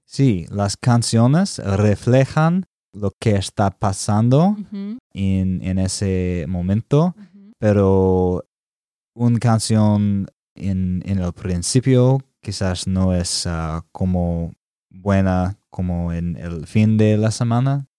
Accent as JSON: {"language": "Spanish", "region": "Alabama", "country": "United States", "tie": "born or raised there", "also_born_or_lived": "Texas", "second_language": "Spanish", "moved": "as an adult", "lives_now": "Nashville, United States", "said": "nací en Alabama"}